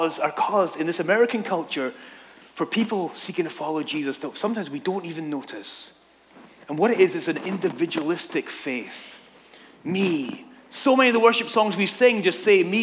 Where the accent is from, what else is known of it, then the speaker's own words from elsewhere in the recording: Scotland, United Kingdom; moved away as an adult; now in Southern California, United States; I'm from Scotland. The gangs in my town were just like, you know, nothing to be afraid of.